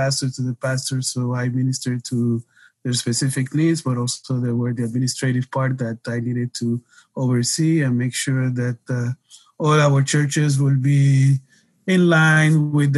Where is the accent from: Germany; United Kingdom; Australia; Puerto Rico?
Puerto Rico; moved away as an adult; also born or lived in Detroit, Michigan / Cleveland, Tennessee / California; my parents moved back to Puerto Rico when I was about 2 years ago. So I grew up in the island